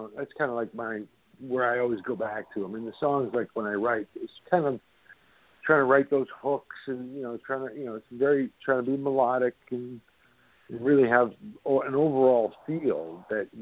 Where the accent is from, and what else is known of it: Somerville, Massachusetts, United States; born or raised there; moved away